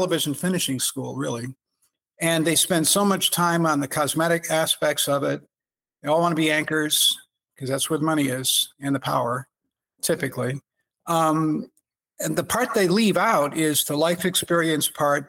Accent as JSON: {"language": "English", "town": "Evanston", "region": "Illinois", "country": "United States", "tie": "born or raised there", "also_born_or_lived": "Phoenix, Arizona", "moved": "as an adult", "lives_now": "Arizona, United States", "said": "growing up in Evanston, a great benefit was there's many different types of communities in Evanston"}